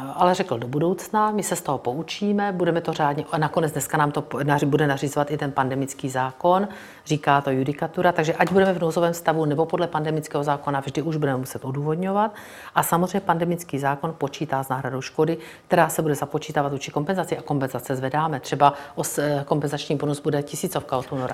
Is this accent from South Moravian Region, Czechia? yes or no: yes; Brno, South Moravian Region, Czechia; Já jsem z Brna, narodila jsem se tam, strávila jsem tam celý život